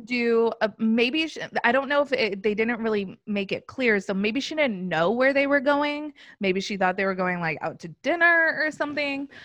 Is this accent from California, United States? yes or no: yes; Los Angeles, California, United States; also born or lived in New York; now in Orlando, United States; I'm from Los Angeles. Now I live in Orlando.